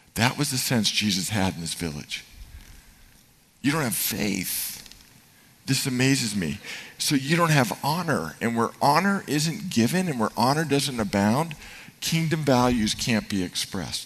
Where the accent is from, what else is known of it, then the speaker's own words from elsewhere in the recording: Marin, California, United States; I grew up in Marin, but my dad's company was in Oakland